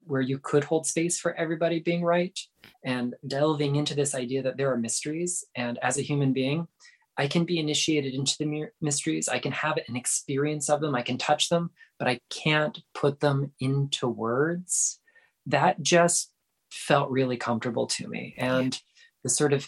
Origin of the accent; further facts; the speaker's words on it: South Florida, United States; moved away as an adult; I grew up in South Florida, like right along the St. Lucie River